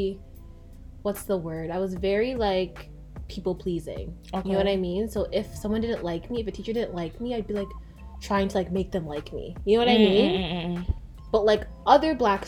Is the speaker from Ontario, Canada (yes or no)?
yes; Markham, Ontario, Canada; I grew up in Markham